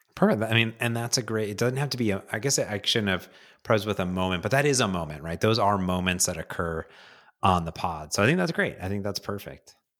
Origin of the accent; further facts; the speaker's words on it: Midwest, United States; I grew up in the Midwest